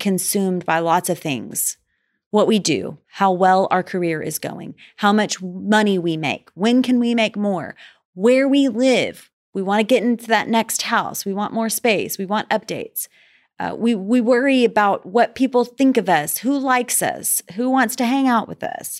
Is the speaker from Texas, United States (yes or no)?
yes; Dallas, Texas, United States; I am from Dallas